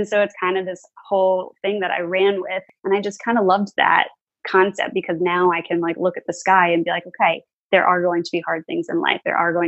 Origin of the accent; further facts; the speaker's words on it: New York, United States; now in New Jersey, United States; I'm not. I'm actually originally from New York. And then I recently, well, like 3 years ago, I moved here because my husband lived here.